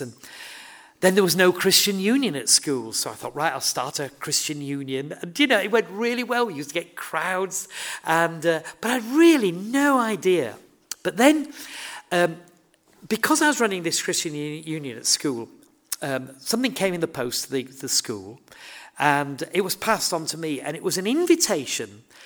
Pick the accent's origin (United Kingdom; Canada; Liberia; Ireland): United Kingdom; Horsforth, Yorkshire and the Humber; I grew up in Horsforth, uh, it's my home